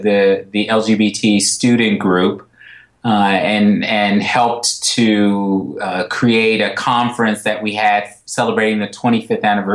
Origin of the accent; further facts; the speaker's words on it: Los Angeles, California, United States; moved away; I grew up in Los Angeles